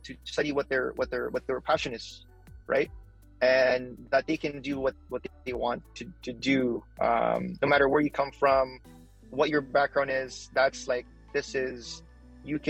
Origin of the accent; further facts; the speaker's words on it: Philippines; now in Canada; I'm Filipino, I'm an immigrant